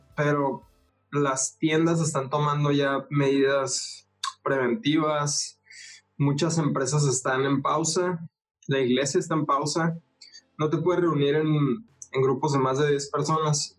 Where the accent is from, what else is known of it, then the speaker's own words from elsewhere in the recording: Ciudad Juárez, Chihuahua, Mexico; moved away as an adult; now in Tijuana, Mexico; soy de Ciudad Juárez, Chihuahua, acá en México. Ah, pero ahorita vivo en Tijuana, Baja California